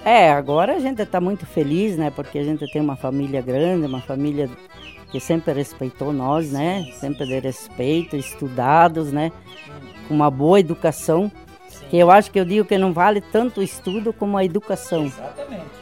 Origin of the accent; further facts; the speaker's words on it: São Brás, Paraná, Brazil; also born or lived in Ponte Serrada, Santa Catarina; Eu tinha cinco anos, faz 69 anos que nós viemos de, de Santa Catarina pro Paraná, e daqui nós não saímos.